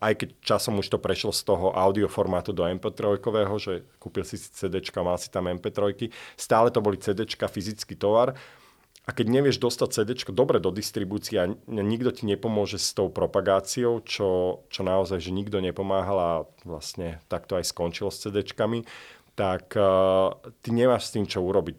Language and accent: Slovak; Slovakia; now in London, United Kingdom; ja som zo Slovenska